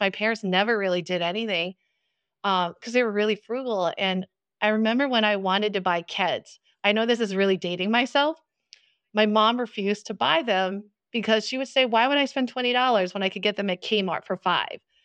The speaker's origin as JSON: {"language": "English", "region": "New Jersey", "country": "United States", "tie": "born or raised there", "accent": "New Jersey", "said": "I grew up in New Jersey, so can't you tell from my strong New Jersey accent"}